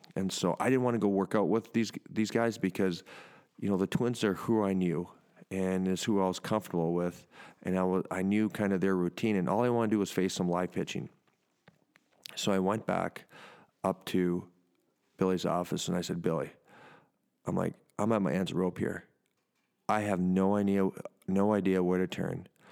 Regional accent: Canada; moved away; my home country

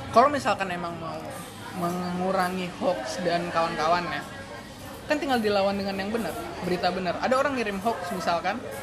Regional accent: Sumatra, Indonesia; moved away; gua uh, bukan orang Jawa hmm. gua orang Sumatera

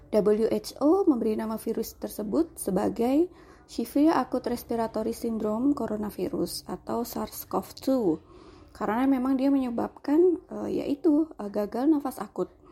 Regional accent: Yogyakarta, Special Region of Yogyakarta, Indonesia; now in Kebumen, Indonesia; Saat ini saya berdomisili di Kebumen, eh, walau saya aslinya Jogja

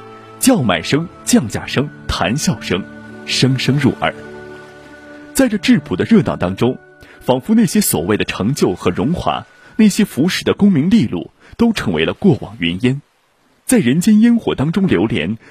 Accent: China; 我们中国人

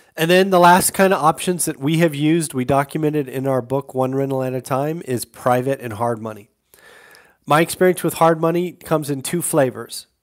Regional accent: California, United States; moved away; I'm from California

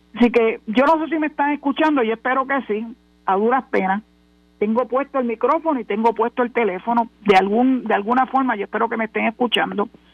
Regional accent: Puerto Rico; nosotros los puertorriqueños, que sí somos ciudadanos americanos desde el año 1917

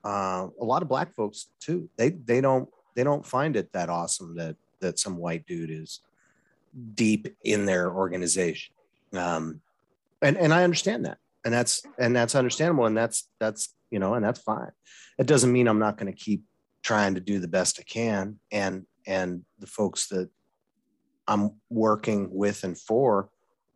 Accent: Wyoming, United States; moved away as an adult; also born or lived in Oregon / Boston; now in Eugene, United States; I grew up in Wyoming. You knew this, but, you know, I grew up in Wyoming.

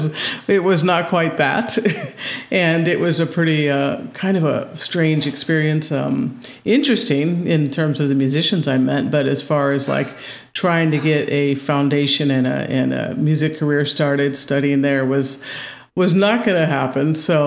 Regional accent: Indiana, United States; Well, I was a lot of places, but I'm originally from Northwest Indiana, kind of just outside of Chicago. That's where I was born and raised.

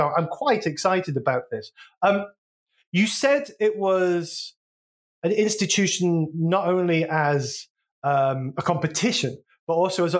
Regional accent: England, United Kingdom; now in United States; So I grew up in, as you know, I grew up in England

